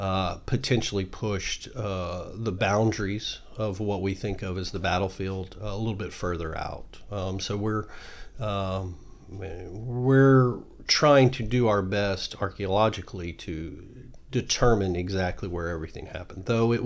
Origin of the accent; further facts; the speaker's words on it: Houston, Texas, United States; I'm a native Houstonian, though, so I'm one of those rarities around here.